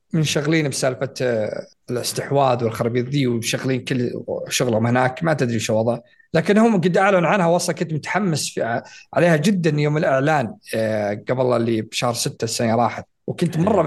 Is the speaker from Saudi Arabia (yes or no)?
yes; Saudi Arabia; عندنا في السعوديه